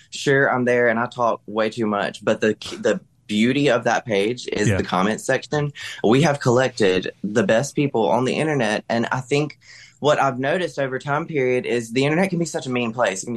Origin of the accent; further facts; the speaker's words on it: South Mississippi, United States; I'm from South Mississippi. I'm Southern.